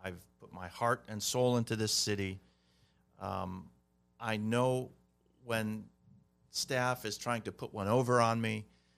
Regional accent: Glendale, California, United States; And I'm not saying that because I'm from Glendale.

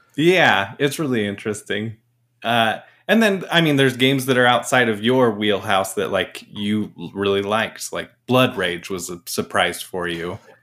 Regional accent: Mesa, Arizona, United States; moved away; also born or lived in Portland; I was born in Mesa

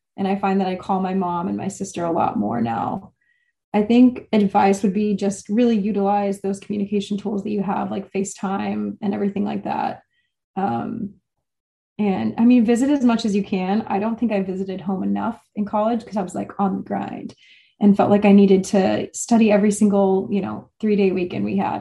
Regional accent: Texas, United States; moved away as an adult; also born or lived in Wisconsin; now in Boston, United States; I'm from Texas

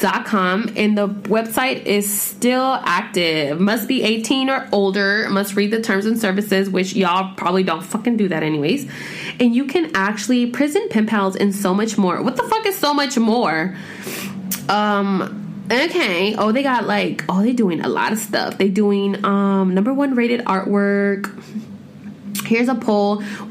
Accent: Corona, California, United States; I was born and raised in Southern California, Corona to be exact.

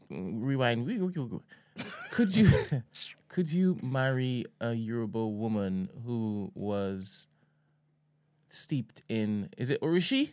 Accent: Trinidad & Tobago; Coming from my particular experience as a Trinidadian.

